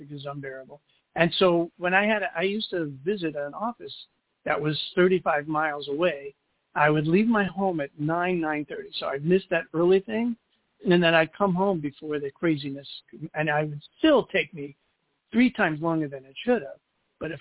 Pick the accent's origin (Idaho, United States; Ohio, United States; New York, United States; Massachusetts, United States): New York, United States; New York City; accent: Brooklyn; now in Los Angeles, United States; I'm in L.A., but I was born in Brooklyn